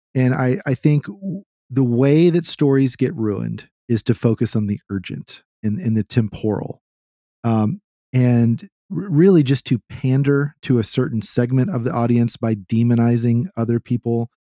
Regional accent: Texas, United States; I'm a Texan

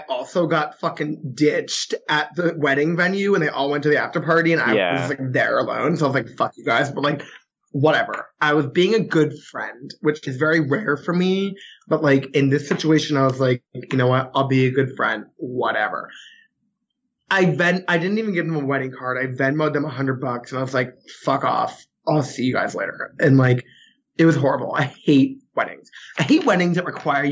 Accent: New England, United States; I'm from New England

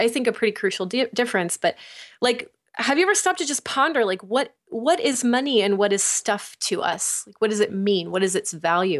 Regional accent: United States; the way that I've been raised, like, as American

